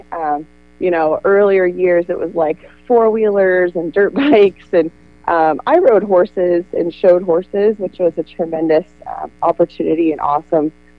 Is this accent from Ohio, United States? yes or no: yes; Amanda, Ohio, United States; I'm from Amanda Clear Creek.